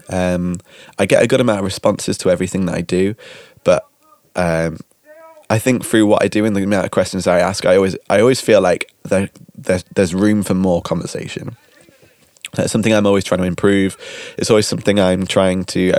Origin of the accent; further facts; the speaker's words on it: United Kingdom; now in Netherlands; we're British